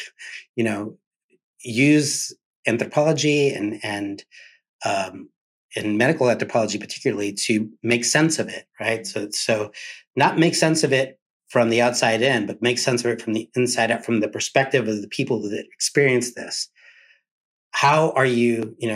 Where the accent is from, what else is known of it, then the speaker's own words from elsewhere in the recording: San Diego, California, United States; moved away; also born or lived in Miami, Florida / Cuba (ancestry); that child of Cuban refugees growing up in San Diego, California, and later in Miami